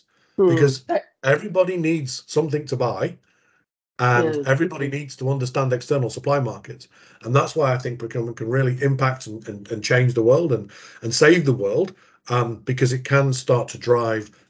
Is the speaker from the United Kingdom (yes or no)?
yes; England, United Kingdom; moved away as an adult; also born or lived in United States; now in Australia; growing up in England and starting my procurement career in England